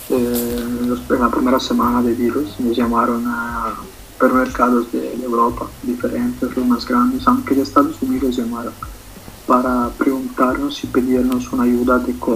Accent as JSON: {"language": "Spanish", "region": "Cochabamba", "country": "Bolivia", "moved": "yes", "lives_now": "Italy", "said": "yo siempre tengo en el corazón Bolivia y Cochabamba"}